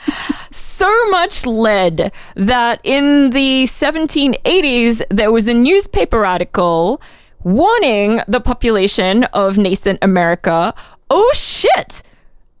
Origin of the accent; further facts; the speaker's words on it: Brisbane, Queensland, Australia; moved away as an adult; now in Philadelphia, United States; I'm from Australia